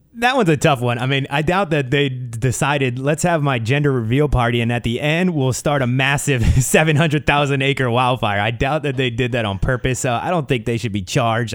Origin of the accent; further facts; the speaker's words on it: New Jersey, United States; moved away; I grew up on the East Coast. I never was a, I, I would never definitely call myself a New Yorker, always lived in New Jersey